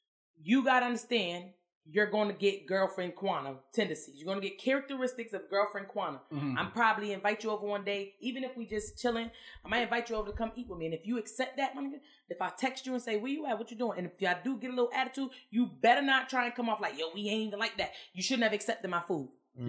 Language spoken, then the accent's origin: English; Arkansas, United States; I'm from Arkansas.